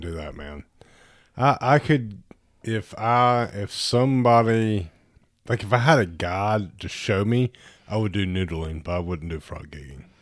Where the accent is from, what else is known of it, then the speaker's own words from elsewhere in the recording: Tuscaloosa, Alabama, United States; I grew up in Tuscaloosa